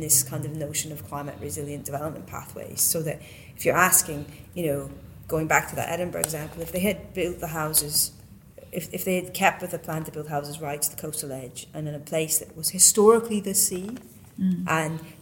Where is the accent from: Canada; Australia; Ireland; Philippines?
Canada; Western Canada; moved away; I come from Western Canada